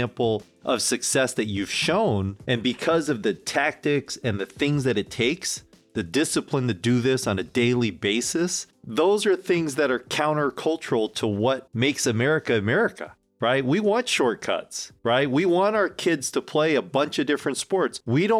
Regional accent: South Korea; now in United States; growing up in Korea, which is one of the most homogenized nations

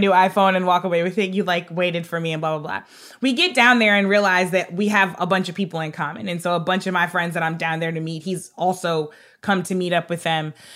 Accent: North St. Louis County, Missouri, United States; also born or lived in Hartford, Connecticut; I grew up in North Saint Louis County, uh, which was near Ferguson.

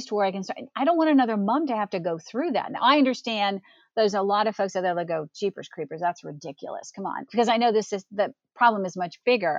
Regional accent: Arlington, Virginia, United States; I grew up in the Washington, D.C. area in Arlington, Virginia.

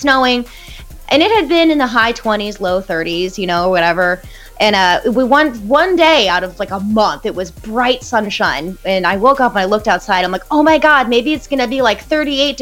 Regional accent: St. Louis, Missouri, United States; moved away as an adult; also born or lived in Columbia, Missouri; I grew up in St. Louis. So St. Louis is a huge soccer city

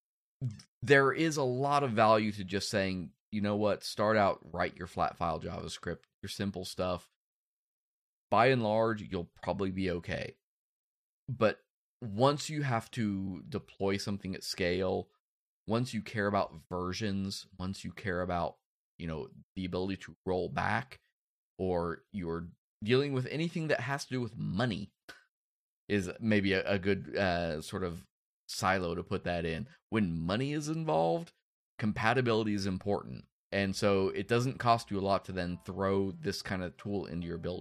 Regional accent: Kansas, United States; I'm Kansas. Like, the biggest city I know of has a grain silo

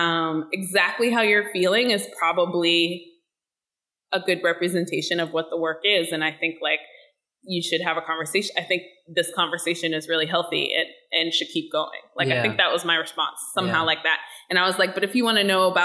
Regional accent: Pittsburgh, Pennsylvania, United States; I was born and raised in Pittsburgh and I lived and grew up in the city and I live here now

